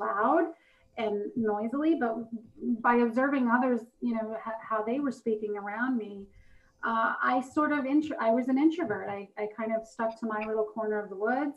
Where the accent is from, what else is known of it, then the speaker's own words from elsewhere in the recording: New York City, New York, United States; I'm from Brooklyn.